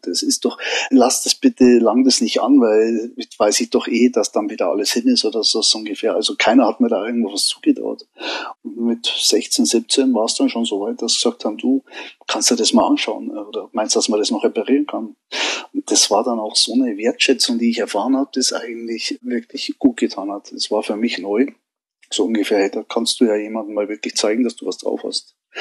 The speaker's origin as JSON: {"language": "German", "town": "Munich", "region": "Bavaria", "country": "Germany", "tie": "born or raised there", "said": "geboren in München"}